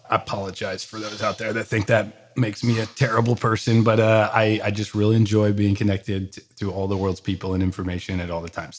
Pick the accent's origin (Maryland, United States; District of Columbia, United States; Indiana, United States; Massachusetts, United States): Maryland, United States; Bethesda; moved away as an adult; also born or lived in San Francisco Bay Area / New York; I grew up in the suburbs of Washington, D C, Bethesda, Maryland